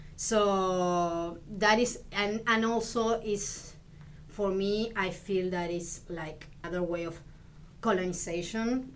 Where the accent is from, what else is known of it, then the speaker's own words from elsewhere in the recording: Argentina; English is a second language; moved away as an adult; also born or lived in Illinois; now in Houston, United States; I come from Argentina, and I arrived here in US in 2007, and I've been in Houston since, I believe, 2015